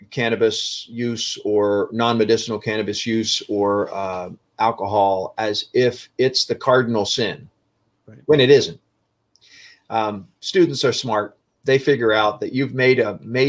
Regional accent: Philadelphia, Pennsylvania, United States; I grew up in the Philadelphia, Pennsylvania area.

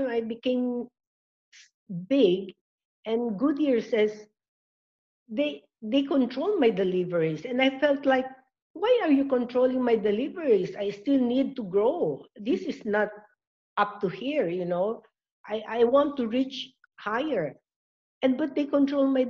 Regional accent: Bicol Region, Philippines; we are from Bicol.

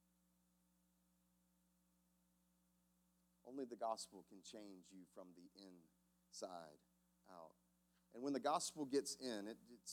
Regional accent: South Carolina, United States; Growing up in South Carolina

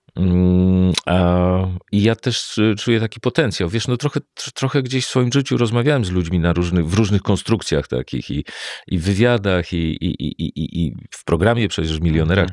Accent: Warsaw, Masovian Voivodeship, Poland; jak się urodziłem i mieszkam w Warszawie

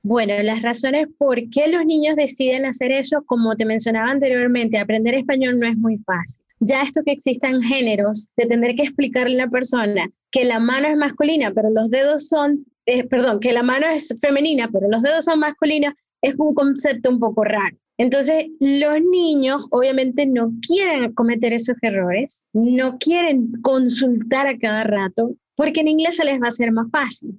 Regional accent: Maracaibo, Zulia, Venezuela; also born or lived in Peru; now in United States; mi papá y mi mamá y yo también nacimos en Perú. Yo llegué a Venezuela cuando tenía un añito

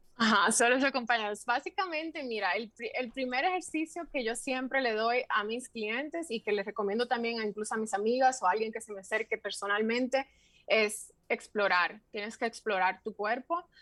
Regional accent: Santiago de los Caballeros, Santiago, Dominican Republic; moved away as an adult; also born or lived in Santo Domingo / Madrid; Yo soy oriunda de Santiago. Em, yo viví en Santiago los primeros 21 años de mi vida

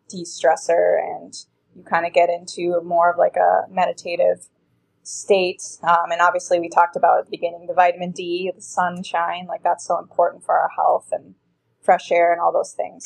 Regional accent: Minnesota, United States; I grew up in Minnesota

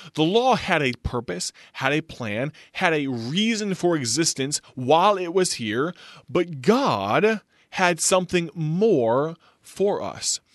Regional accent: United States; also born or lived in Illinois; America, our home country, my home country

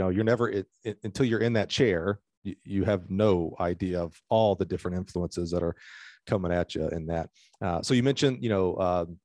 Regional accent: Alabama, United States; moved away; I'm from Alabama

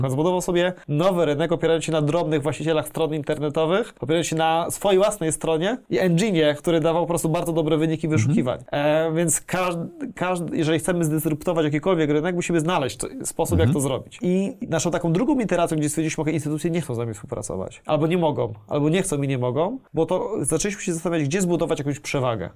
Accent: Poland; jestem z Polski

